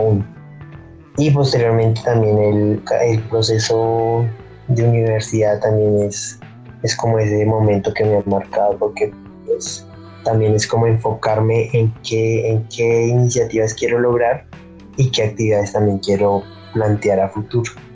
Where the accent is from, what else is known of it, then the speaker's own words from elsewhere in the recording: Sopó, Cundinamarca, Colombia; also born or lived in Guatavita / Zipaquirá; now in Tabio, Colombia; mi infancia fue en Sopó, allá pues vive mi familia por parte de papá y pues allá me crié básicamente.